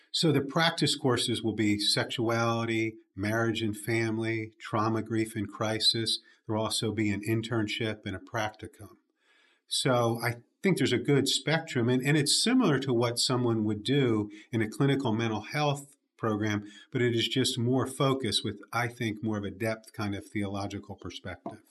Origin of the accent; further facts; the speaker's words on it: Jersey Shore, New Jersey, United States; now in Birmingham, United States; grew up in the at the Jersey Shore, not the one people hear about on MTV